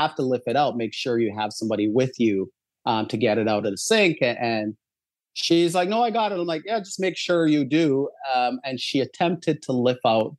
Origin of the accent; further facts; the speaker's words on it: Barbados; moved away; as I was growing up in Barbados, there was probably a 2-minute walk from my house